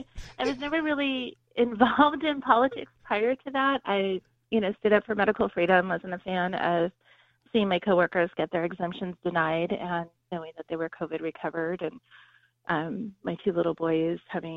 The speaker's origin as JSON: {"language": "English", "region": "Southern California", "country": "United States", "tie": "born or raised there", "moved": "yes", "said": "I grew up in Southern California."}